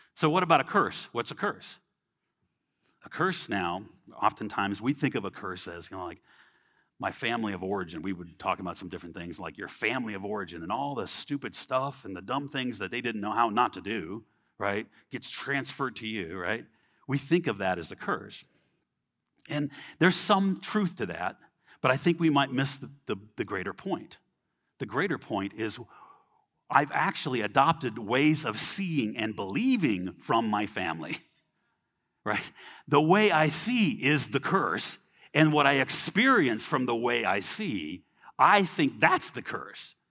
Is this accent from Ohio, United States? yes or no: no; Los Angeles, Orange County, California, United States; I grew up in California, L A, Orange County